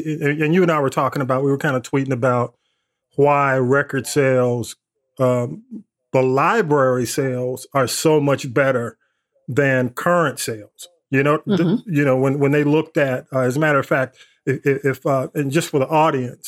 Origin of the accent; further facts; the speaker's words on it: Atlanta, Georgia, United States; I grew up in ATL